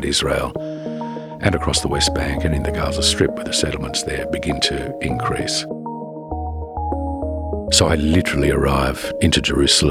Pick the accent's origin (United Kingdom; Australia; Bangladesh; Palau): Australia; moved away; being an Australian